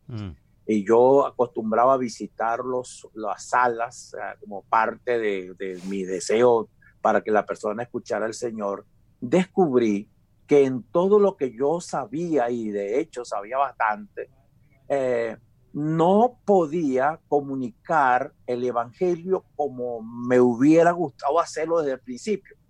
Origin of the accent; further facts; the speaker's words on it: Venezuela; moved away as an adult; now in Calgary, Canada; allá en mi país, Venezuela